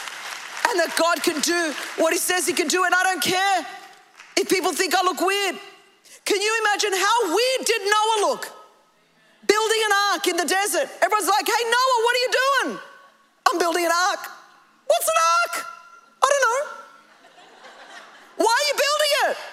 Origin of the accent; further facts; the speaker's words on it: Australia; I come from Australia.